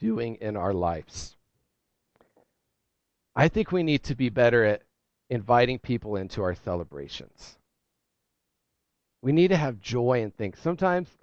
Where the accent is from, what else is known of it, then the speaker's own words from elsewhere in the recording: Ohio, United States; now in New England, United States; I'm from Ohio